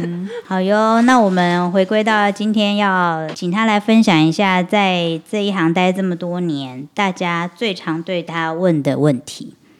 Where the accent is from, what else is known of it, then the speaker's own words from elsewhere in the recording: Taiwan; accent: Taiwanese Mandarin; 我自己台湾国语有点严重